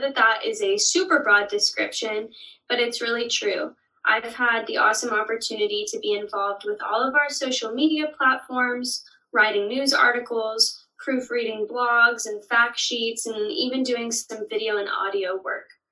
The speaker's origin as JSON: {"language": "English", "town": "Denair", "region": "California", "country": "United States", "moved": "as an adult", "lives_now": "Stillwater, United States", "said": "I'm originally from Denair, California, but after coming to OSU"}